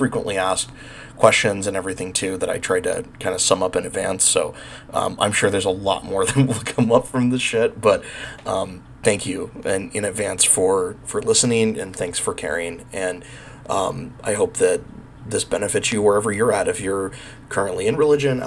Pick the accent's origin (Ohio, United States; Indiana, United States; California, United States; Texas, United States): California, United States; Bakersfield; moved away; also born or lived in New Mexico; I grew up in Bakersfield, California in the 90s